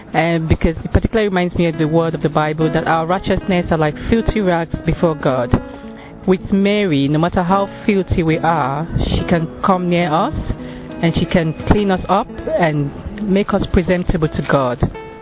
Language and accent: English; Nigeria; I'm from Nigeria.